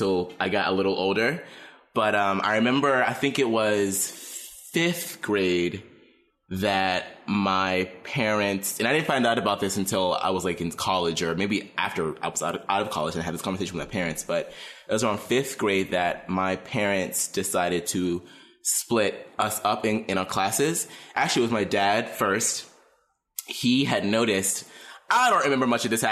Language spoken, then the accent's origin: English; Pittsburgh, Pennsylvania, United States; born and raised in Pittsburgh